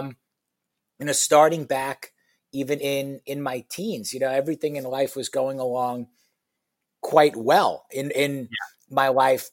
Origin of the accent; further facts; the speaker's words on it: New York, United States; moved away as an adult; also born or lived in Michigan; now in Houston, United States; I was born and raised in New York, went to college at the University of Michigan